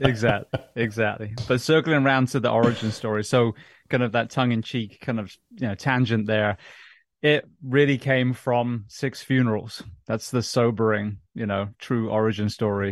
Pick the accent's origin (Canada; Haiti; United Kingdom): United Kingdom; England; moved away; also born or lived in London; growing up in England